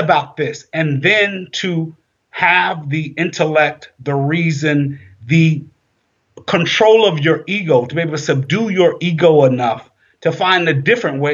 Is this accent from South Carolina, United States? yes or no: yes; South Carolina, United States; I grew up in South Carolina